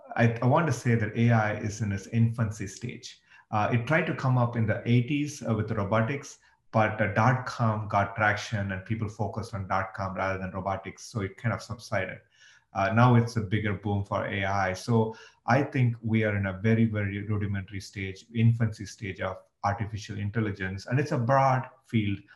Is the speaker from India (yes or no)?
yes; India; moved away as an adult; now in United States; I grew up in India and I moved to the US 20 years ago